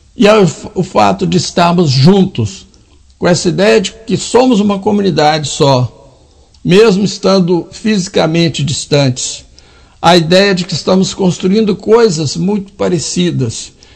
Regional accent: Minas Gerais, Brazil; Eu sou mineiro.

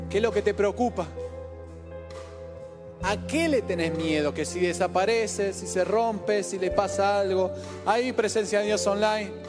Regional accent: Formosa, Argentina; Soy de Formosa, mi vieja de Formosa.

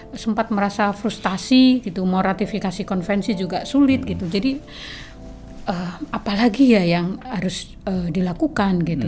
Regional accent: southern Bojonegoro, East Java, Indonesia; moved away; also born or lived in Jember; saya lahir itu dari kampung mm-hmm. di pelosok gitu di bagian Bojonegoro selatan

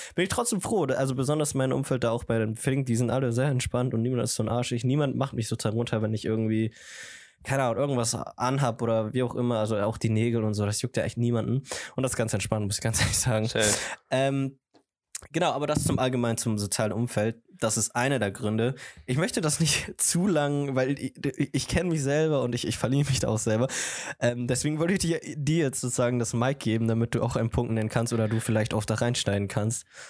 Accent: Germany; meine Mutter ist aus Kolumbien, aber ich bin aus Deutschland und ich muss ganz, ganz ehrlich sagen, Deutschland hat mich zu dem gemacht

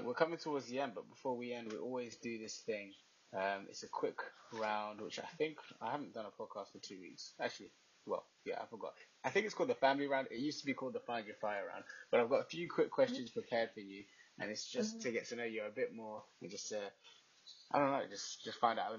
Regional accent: United Kingdom; I'm just from Britain, so.

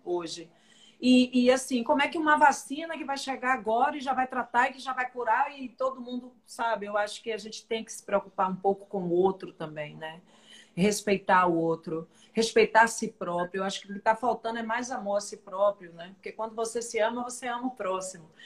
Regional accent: Salvador, Bahia, Brazil; Eu sou baiana, sou teropolitana

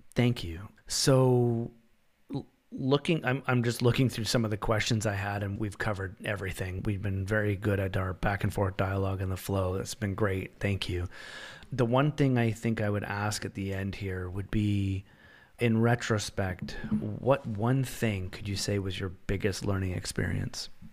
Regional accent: Canada; now in Ontario, Canada; As a Canadian citizen

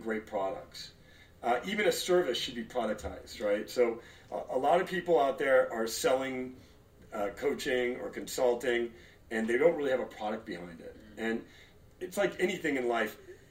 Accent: Los Angeles, California, United States; born or raised there; also born or lived in Torrance, California / Detroit, Michigan

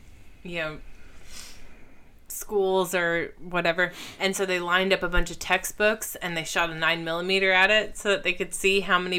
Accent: Texas, United States; where I grew up out in Podunk, you know, itty bitty Texas.

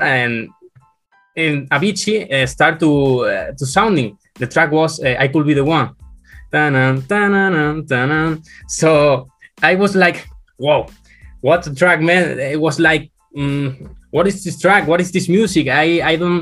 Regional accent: Spain; I'm from Spain.

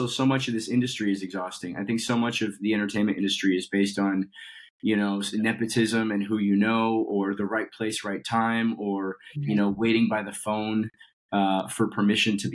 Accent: Colorado, United States; So I grew up in Colorado, and I was doing theater since I was, 13 years old.

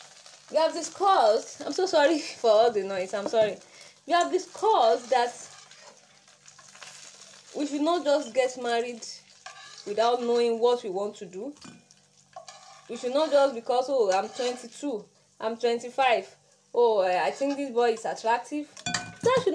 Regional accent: Nigeria; I'm from Nigeria

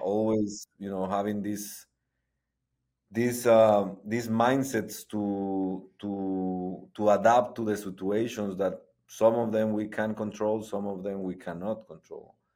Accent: Guatemala; moved away as an adult; now in Austin, United States; I'm, uh, originally born and raised in Guatemala

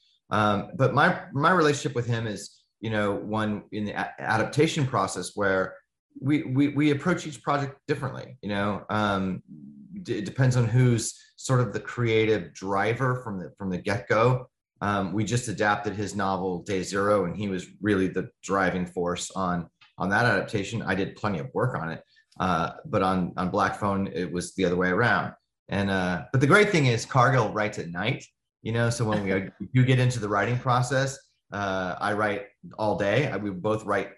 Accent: Denver, Colorado, United States; growing up in North Denver

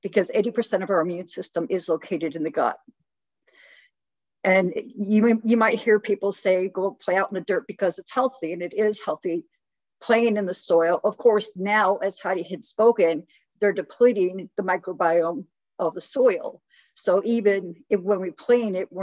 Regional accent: Chicago, Illinois, United States; I was born and raised in Chicago

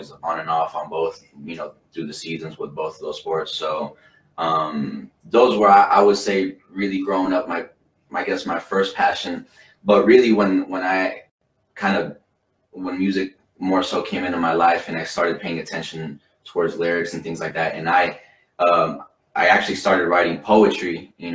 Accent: Salt Lake City, Utah, United States; I'm from Salt Lake City, this beautiful city that, you know, we grew up

